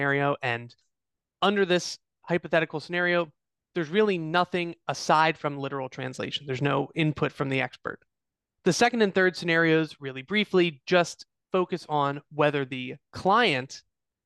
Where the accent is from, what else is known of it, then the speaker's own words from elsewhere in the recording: Eastern District of Pennsylvania, United States; the Eastern District of Pennsylvania, my hometown